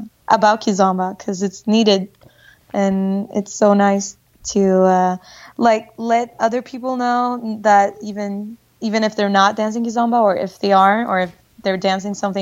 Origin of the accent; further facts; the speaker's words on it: Stockholm, Stockholm County, Sweden; I was born and raised in Sweden, Stockholm, aka IKEA land